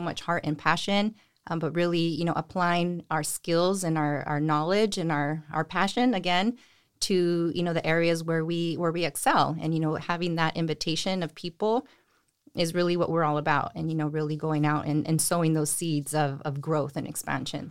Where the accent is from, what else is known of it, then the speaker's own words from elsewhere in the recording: Salinas, California, United States; I am from Salinas. I grew up here, went to high school here